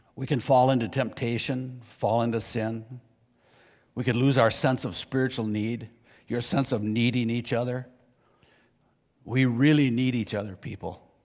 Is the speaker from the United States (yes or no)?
yes; United States; I grew up in Pierce County